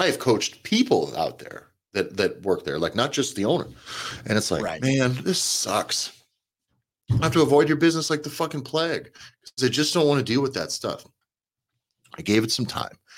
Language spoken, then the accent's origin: English; United States